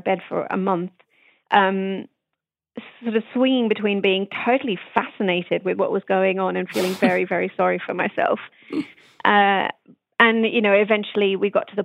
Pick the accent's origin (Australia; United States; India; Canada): Australia; now in United Kingdom; growing up in Australia